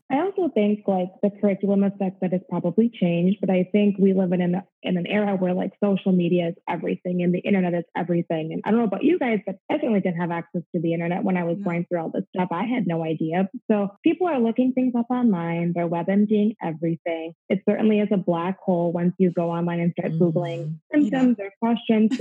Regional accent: Midwest, United States; moved away as an adult; now in Florida, United States; I'm originally from the Midwest. I'm a Midwest girl at heart, so I'm used to cold winters

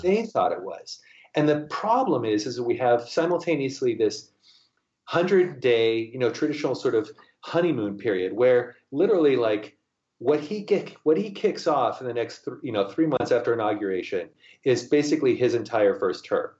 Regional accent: United States; now in Seattle, United States

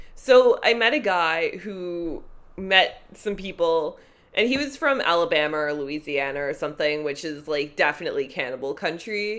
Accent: Toronto, Ontario, Canada; I grew up in North York

